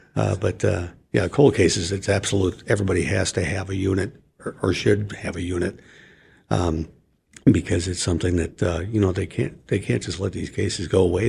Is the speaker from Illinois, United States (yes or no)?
yes; Chicago, Illinois, United States; moved away; my hometown of Chicago